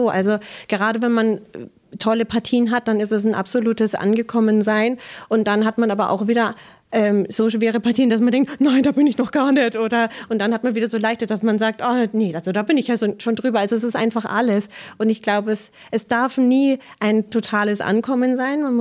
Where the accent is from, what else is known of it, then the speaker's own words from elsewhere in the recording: Bamberg, Bavaria, Germany; weil ich komme eigentlich aus Bayern in Bamberg und ähm, ja, bin hier immer weitergefahren, weiter immer weiter.